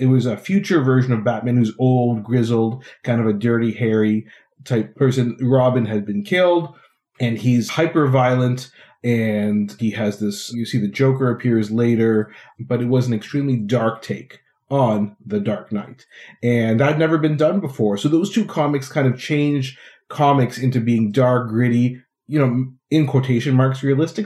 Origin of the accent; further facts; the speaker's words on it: Ottawa, Ontario, Canada; in my hometown of Ottawa